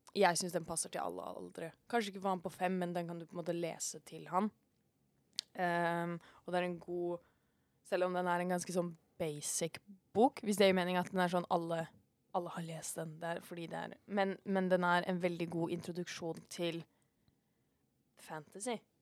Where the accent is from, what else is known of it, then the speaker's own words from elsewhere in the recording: Norway; vi er nordmenn